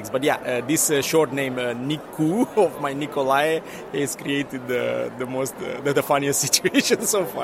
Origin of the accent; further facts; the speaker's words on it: Romania; English is a second language; moved away as an adult; now in Netherlands; I'm coming from Romania. I live in the Netherlands uh, since the summer of uh, 2017, so a little bit more than one year and a half.